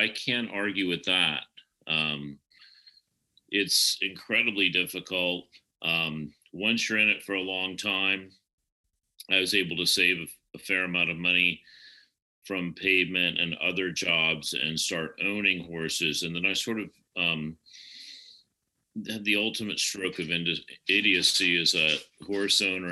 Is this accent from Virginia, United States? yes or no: yes; Richmond, Virginia, United States; moved away as an adult; also born or lived in Rochester, New York / Nashville / Charlottesville; now in Des Moines, United States; I grew up in Richmond. I was born in Rochester, New York, and my family moved to Richmond when I was about five